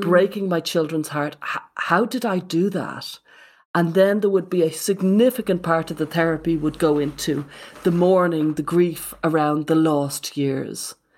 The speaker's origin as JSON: {"language": "English", "country": "Ireland", "said": "When I was a kid, the worst thing ever, as an Irish Catholic in the eighties"}